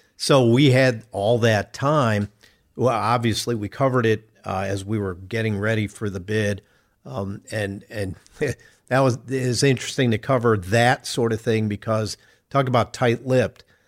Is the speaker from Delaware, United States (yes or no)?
no; Chicago, Illinois, United States; moved away as an adult; now in Indianapolis, United States; I grew up in Chicago